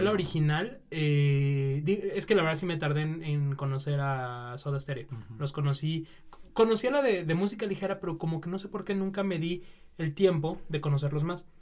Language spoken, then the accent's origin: Spanish; Mexico; nosotros como mexicanos